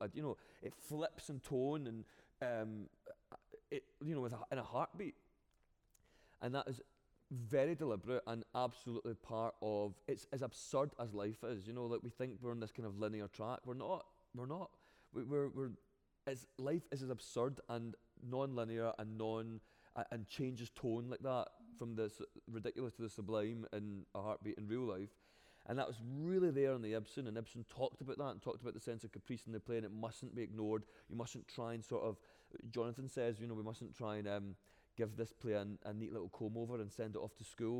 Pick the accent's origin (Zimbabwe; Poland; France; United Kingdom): United Kingdom; Scotland; accent: Glaswegian; as many times as I've fought to get my own accent on the Olivier